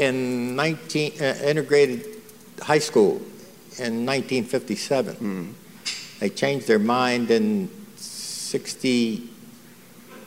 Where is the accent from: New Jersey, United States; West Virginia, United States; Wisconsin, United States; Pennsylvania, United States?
Pennsylvania, United States; moved away as an adult; Scared little kid, 19, we're from Pennsylvania